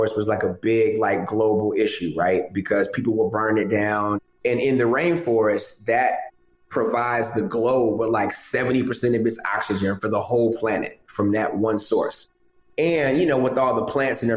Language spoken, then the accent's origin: English; Philadelphia, Pennsylvania, United States; also born or lived in Tallahassee, Florida; now in Atlanta, United States; I grew up in Philadelphia, Philly, PA, Germantown, to be exact.